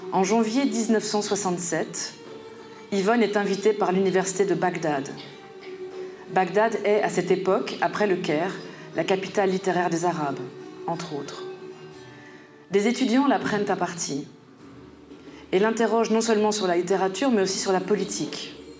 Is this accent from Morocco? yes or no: no; Paris suburbs, Île-de-France, France; moved away as an adult; now in Brussels, Belgium; j'ai grandi dans un environnement nommé communément banlieue parisienne